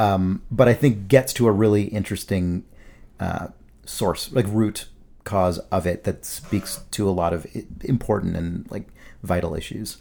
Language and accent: English; United States; we as Americans